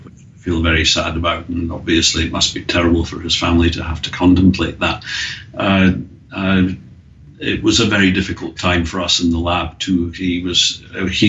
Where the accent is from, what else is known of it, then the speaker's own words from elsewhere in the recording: Scotland, United Kingdom; now in Australia; we both had a little bit of a problem with the English language, me being Scottish